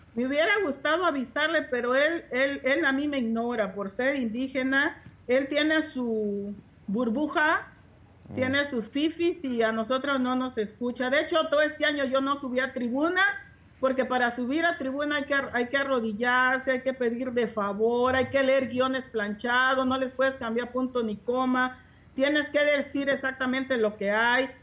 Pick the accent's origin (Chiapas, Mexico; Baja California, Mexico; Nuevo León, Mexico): Chiapas, Mexico; soy de mi distrito de raíces indígenas, porque lo puedo comprobar y soy chiapaneca